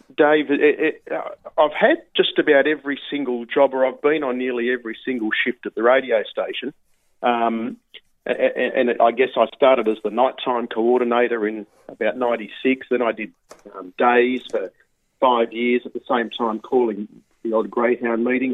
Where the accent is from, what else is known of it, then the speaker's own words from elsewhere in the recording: Sydney, New South Wales, Australia; grew up at Mount Druitt uh, in Sydney's west, uh, working class area